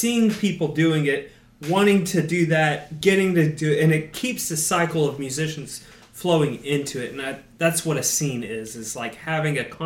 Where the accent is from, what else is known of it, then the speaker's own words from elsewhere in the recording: Valdosta, Georgia, United States; growing up in Valdosta